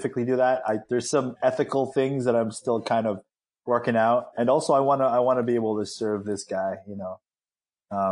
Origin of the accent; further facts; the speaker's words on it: Philippines; I'm, you know, Filipino